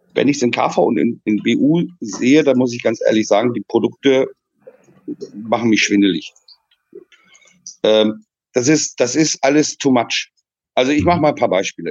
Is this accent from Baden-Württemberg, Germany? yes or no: no; Friesland, near Jever, Lower Saxony, Germany; now in Netherlands; ich bin in Friesland geboren